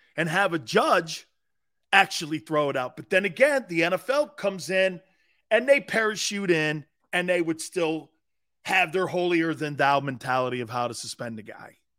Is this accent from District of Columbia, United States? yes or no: no; Philadelphia, Pennsylvania, United States; I'm from Philly